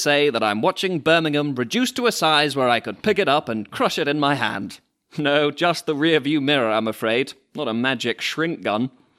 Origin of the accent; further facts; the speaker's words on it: France; I grew up in France.